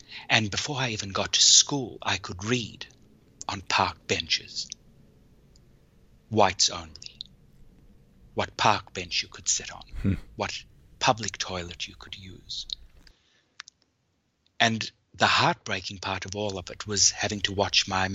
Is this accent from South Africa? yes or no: yes; South Africa; born or raised there